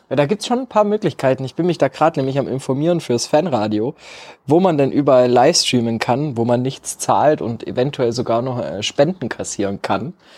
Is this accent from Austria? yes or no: no; Germany; als Deutscher